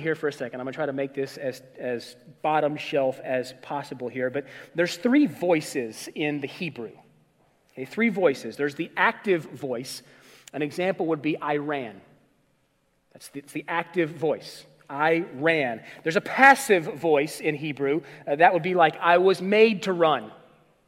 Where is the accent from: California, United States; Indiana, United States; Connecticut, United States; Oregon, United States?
Indiana, United States; Indianapolis; I grew up in Indianapolis